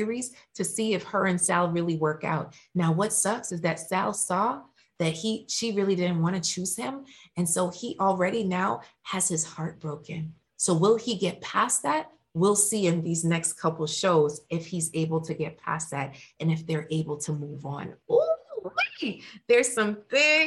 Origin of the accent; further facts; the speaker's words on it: Jamaica; I'm Jamaican, and a part of the Jamaican culture